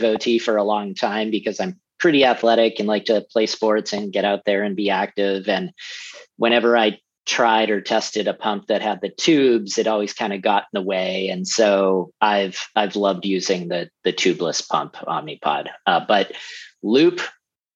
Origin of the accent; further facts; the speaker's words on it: Andover, Massachusetts, United States; I grew up in Andover, Massachusetts. It's a little town about 40 minutes outside of Boston.